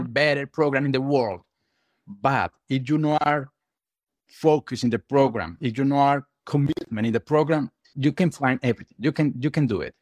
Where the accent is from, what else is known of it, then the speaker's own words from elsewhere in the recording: Colombia; English is a second language; moved away as an adult; now in Chicago, United States; I am from South America, from Colombia.